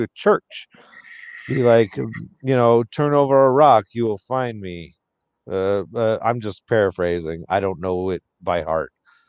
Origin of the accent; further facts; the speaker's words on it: Western New York, United States; No, I'm from Western New York.